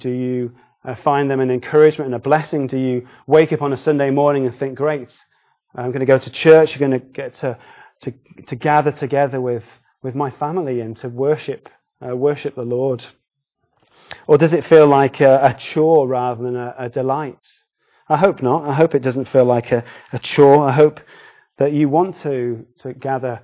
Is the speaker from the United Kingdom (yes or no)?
yes; United Kingdom; we're British